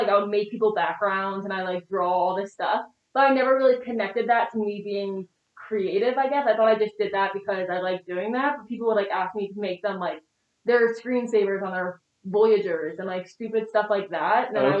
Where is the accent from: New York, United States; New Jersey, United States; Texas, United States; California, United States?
New Jersey, United States; No, it was definitely suburban. I grew up in like a really small town.